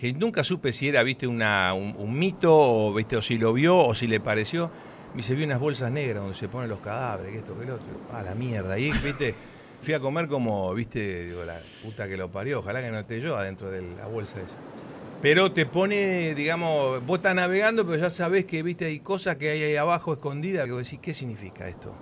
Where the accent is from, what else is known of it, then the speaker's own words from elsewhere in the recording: Buenos Aires, Argentina; Nací en Capital Federal, soy bien porteño, padre y madre entrerrianas